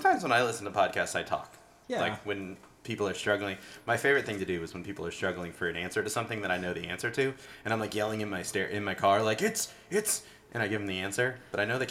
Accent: United States; my unknowledgeable American perspective

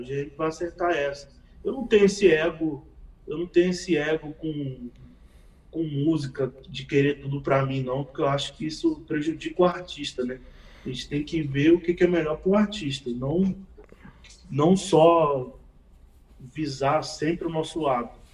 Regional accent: Rio de Janeiro, Brazil; sou do Rio de Janeiro

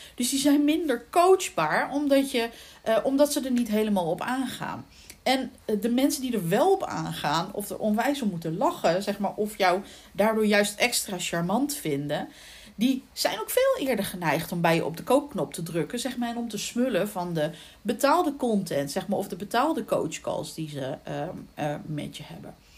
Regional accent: The Hague, South Holland, Netherlands; accent: Haags; ik ben van geboorte, ben ik Hagenezen

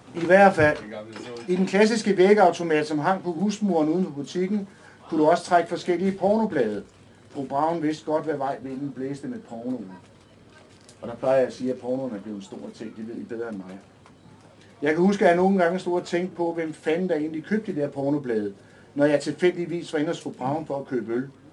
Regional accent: Næstved, Zealand, Denmark; moved away as an adult; now in Copenhagen, Denmark; som I kan høre, så er jeg jo ikke fra København. Jeg kommer ned fra Næstved af

